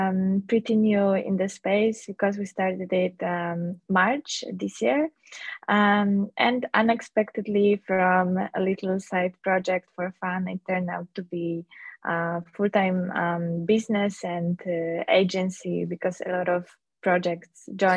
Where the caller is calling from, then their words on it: Poland; I'm calling from Poland.